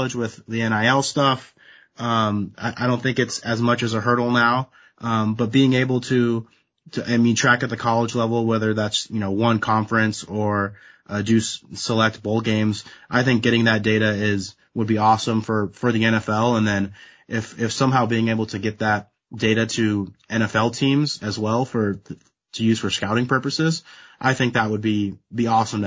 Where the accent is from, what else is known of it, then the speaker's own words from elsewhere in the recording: West Coast, United States; I'm from the West Coast